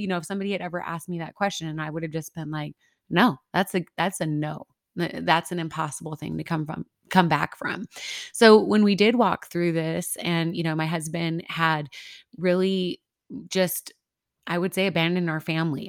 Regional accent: Midwest, United States; now in El Paso, United States; I'm originally from the Midwest

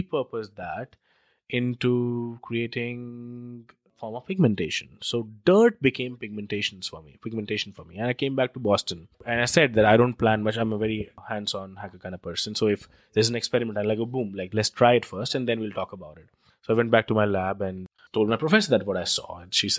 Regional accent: New Delhi, Delhi, India; moved away; I come from India, and I grew up in New Delhi, which is one of the most polluted cities in the world

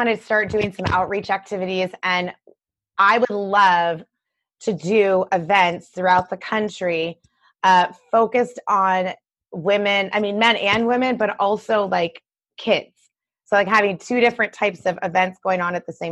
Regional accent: Michigan, United States; I'm from Michigan, you know. I'm a Midwesterner. I'm from Michigan

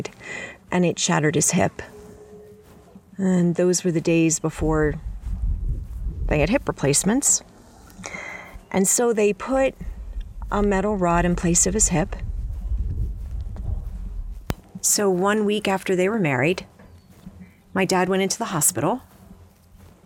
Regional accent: Baltimore, Maryland, United States; moved away as an adult; also born or lived in New York / Washington, D.C.; now in Montana, United States; I didn't grow up in Montana. I grew up on the East Coast. Most of my life spent in and around Baltimore

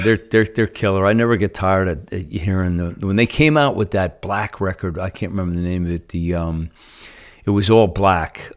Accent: Northeast, United States; moved away; I'm from the Northeast

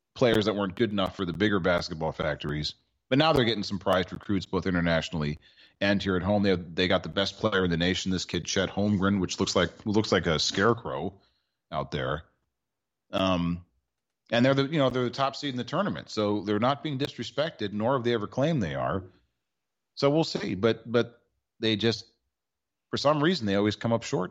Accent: Washington, District of Columbia, United States; here in my hometown for the Commander Skins

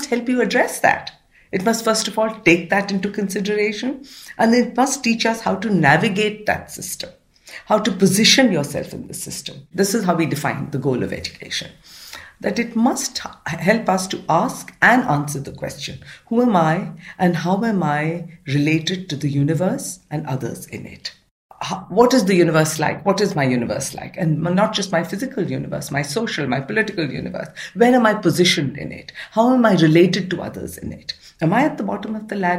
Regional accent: Pune, Maharashtra, India; I was raised in Pune, which is on the western part of India, in a middle-class household.

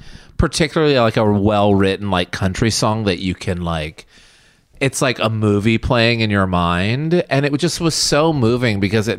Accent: the South, United States; growing up in the South

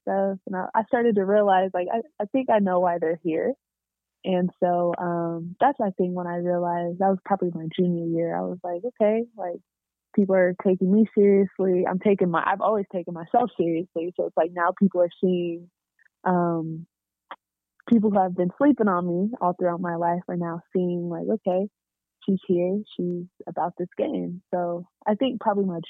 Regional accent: Corona, California, United States; I'm from Corona

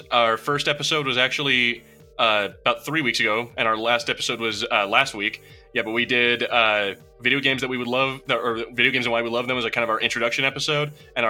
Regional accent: New Mexico, United States; I'm from New Mexico. Alamos.

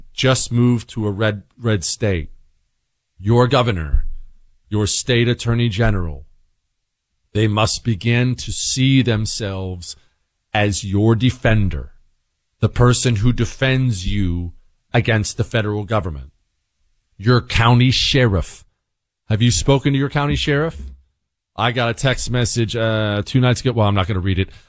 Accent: Bozeman, Montana, United States; moved away as an adult; also born or lived in Ohio; now in Texas, United States; we moved from Ohio to Bozeman, Montana when I was ten years old and I grew up in the mountains

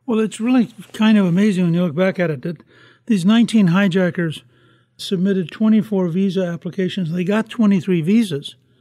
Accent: United States; I'm sitting here as an American thinking, my country

